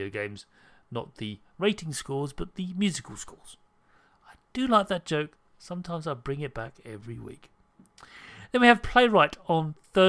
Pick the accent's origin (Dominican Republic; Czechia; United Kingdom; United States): United Kingdom; I'm British